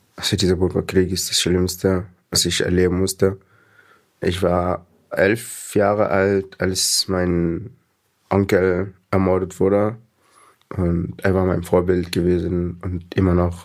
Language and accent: German; Sudan; German is a second language; moved away as an adult; also born or lived in Egypt / Libya; now in Eime, Germany; dann bin ich dann von Sudan nach Ägypten geflohen